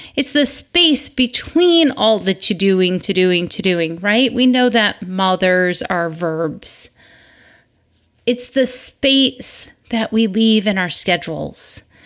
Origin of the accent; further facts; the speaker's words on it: Michigan, United States; moved away; I grew up in Michigan